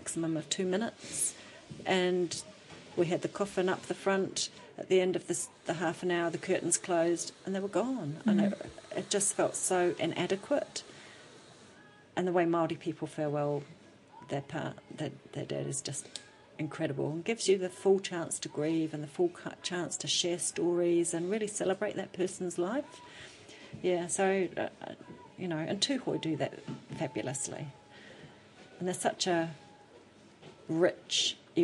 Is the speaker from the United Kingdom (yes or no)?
yes; England, United Kingdom; now in New Zealand; as an English person we do things traditionally